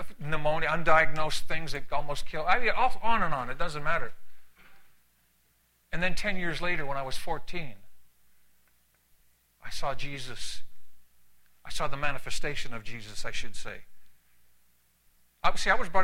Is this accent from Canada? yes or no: yes; Canada; also born or lived in San Antonio, Texas / California; now in United States; I'm Canadian. I'm Canadian by birth